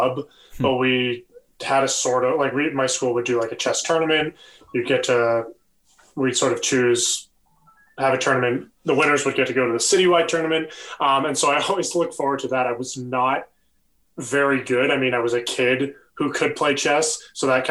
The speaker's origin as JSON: {"language": "English", "area": "about an hour from Detroit", "region": "Ontario", "country": "Canada", "tie": "born or raised there", "moved": "yes", "said": "I grew up about an hour from Detroit."}